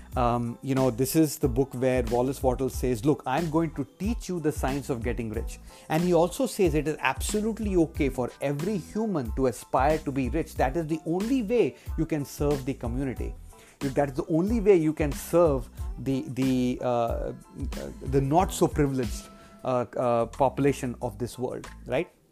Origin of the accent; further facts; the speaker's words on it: India; in my childhood, uh, while growing up in India